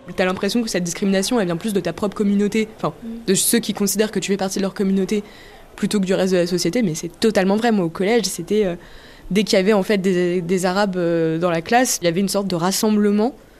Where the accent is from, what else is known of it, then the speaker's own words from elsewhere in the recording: France; je suis française, mais j'ai des origines algériennes